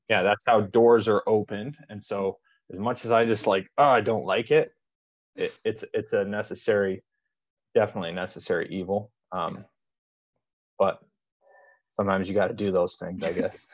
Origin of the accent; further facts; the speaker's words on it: Las Vegas, Nevada, United States; i'm from vegas